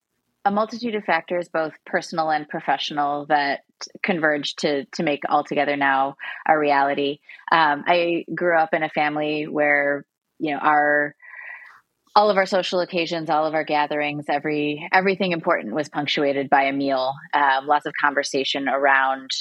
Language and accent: English; Illinois, United States; moved away as an adult; also born or lived in Boston / Brooklyn; moving back to my home state of Illinois and settling in Chicago